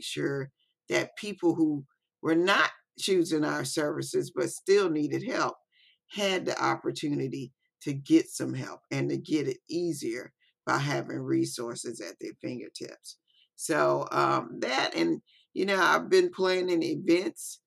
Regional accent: Biloxi, Mississippi, United States; I'm actually here from Biloxi, Mississippi

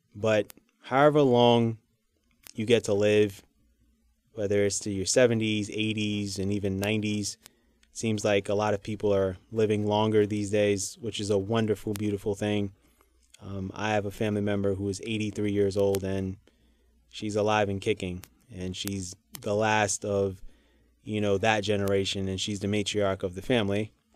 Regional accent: New York City, New York, United States; I'm a New Yorker

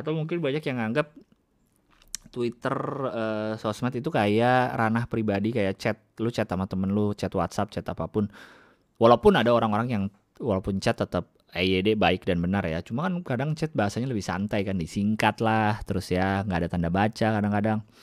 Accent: Jakarta, Indonesia; also born or lived in Bandung; gua lama lahir besar di Jakarta, kuliah

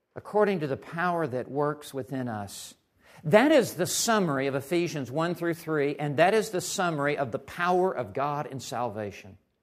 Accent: Memphis, Tennessee, United States; moved away as an adult; also born or lived in West Texas; I grew up in Memphis, Tennessee.

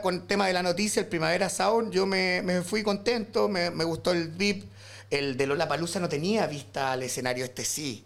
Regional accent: San Vicente de Tagua Tagua, O'Higgins, Chile; moved away as an adult; now in Santiago, Chile; soy de San Vicente de Tahuatahua.

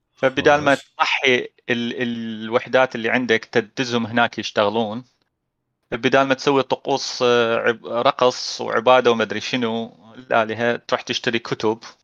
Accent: Iraq; بالعراق احنا

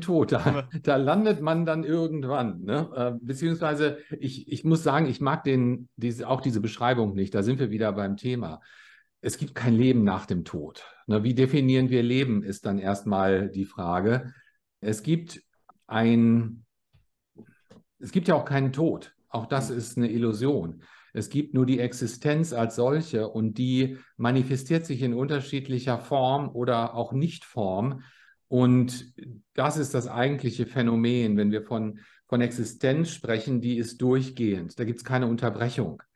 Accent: Bielefeld, North Rhine-Westphalia, Germany; moved away as an adult; also born or lived in Australia / Switzerland; now in Los Angeles, United States; Ich bin in Bielefeld in Nordrhein-Westfalen geboren, äh, neunzehnhundertsechsundsechzig und bin sehr früh mit zwanzig Jahren ins Ausland gezogen

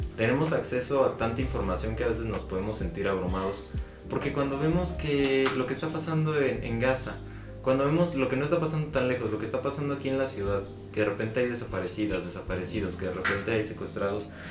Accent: Mexico

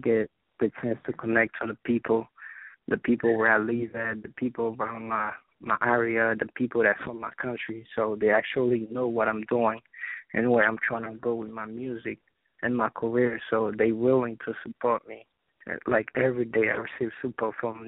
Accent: Haiti; now in New Jersey, United States; growing up in Haiti

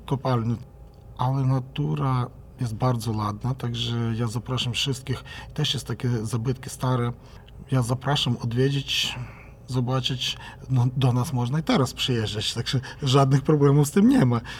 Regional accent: Ukraine; u nas w Ukrainie

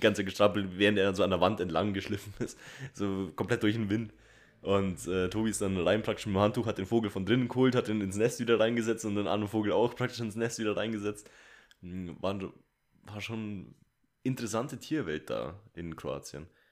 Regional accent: Bavaria, Germany; also born or lived in Munich; bei uns in Bayern

